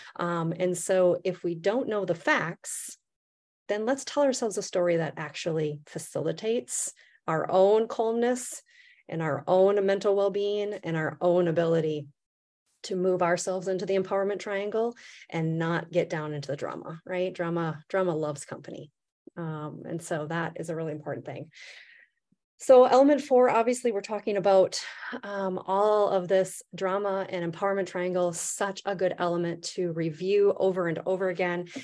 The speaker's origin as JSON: {"language": "English", "region": "Midwest", "country": "United States", "said": "I'm from the Midwest"}